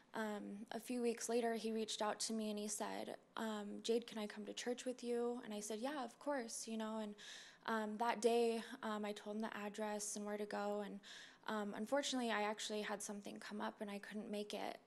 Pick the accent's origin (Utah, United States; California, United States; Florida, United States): Utah, United States; moved away; I'm I'm actually from Utah, um, but I've lived here before